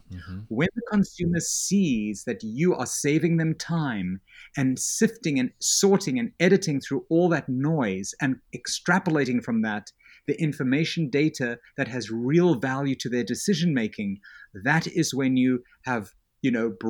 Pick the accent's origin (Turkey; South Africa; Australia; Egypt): South Africa; And I have this accent. I grew up in South Africa. It almost sounds British. It's probably got a little bit more Yiddish than British in it, but it's okay.